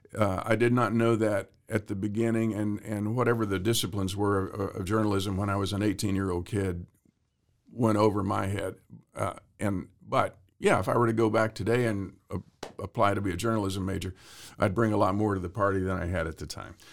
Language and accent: English; Waco, Texas, United States; moved away; also born or lived in Hollywood; I grew up in Texas